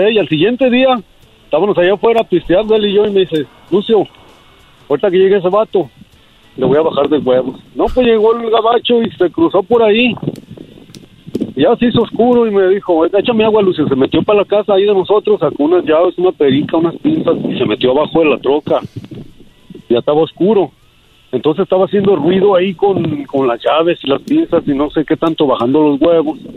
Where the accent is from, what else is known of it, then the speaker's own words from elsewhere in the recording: Mexico; now in United States; Pues así somos todos los mexicanos. Tú, Choco. Yo también.